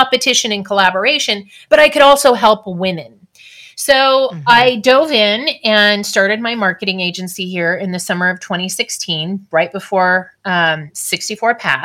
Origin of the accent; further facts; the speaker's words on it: California, United States; I was also born and raised in California.